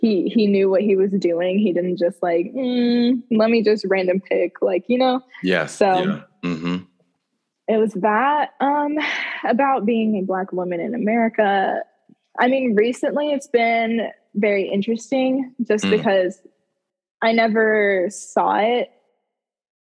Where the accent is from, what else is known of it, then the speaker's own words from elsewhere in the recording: the South, United States; growing up in the South